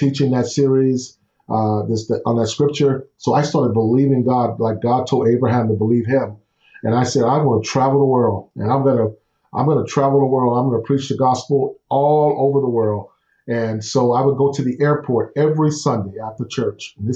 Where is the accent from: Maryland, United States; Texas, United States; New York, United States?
Texas, United States; Houston; Growing up in Houston, I'm the oldest of five, and grew up in the projects and in Houston